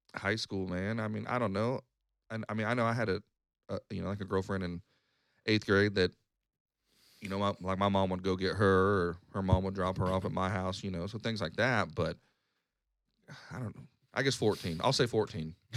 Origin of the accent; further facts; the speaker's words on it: Wichita, Kansas, United States; also born or lived in Lawrence, Kansas; I moved away from Wichita for three years